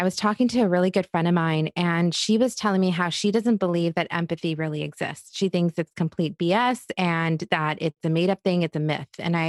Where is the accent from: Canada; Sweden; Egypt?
Egypt; It didn't matter if I was growing up in Egypt, if I was visiting cousins in India or in Queens, New York.